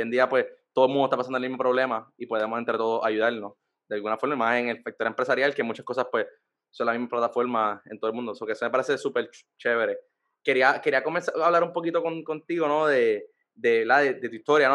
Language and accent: Spanish; San Juan, Puerto Rico; yo soy de San Juan, nacido y criado en San Juan